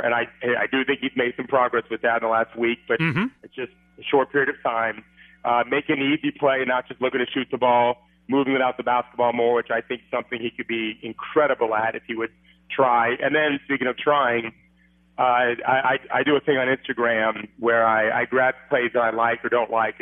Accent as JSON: {"language": "English", "town": "St. Petersburg", "region": "Florida", "country": "United States", "tie": "born or raised there", "said": "when I was 8 years old, I moved in the day before from Minneapolis down here in St. Petersburg"}